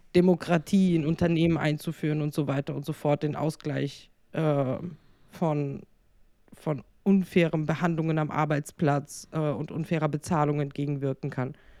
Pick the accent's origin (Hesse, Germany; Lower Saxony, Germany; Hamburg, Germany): Hesse, Germany; Frankfurt; moved away as an adult; ich äh, sehe mich dann auch glaube ich, äh, als Hessin. Also, weil ich mein ganzes Leben lang in Frankfurt gewohnt habe, äh, bis auf die letzten drei Jahre.